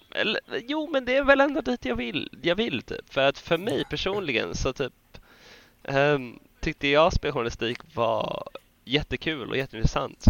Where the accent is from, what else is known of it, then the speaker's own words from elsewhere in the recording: Sweden; som svenskar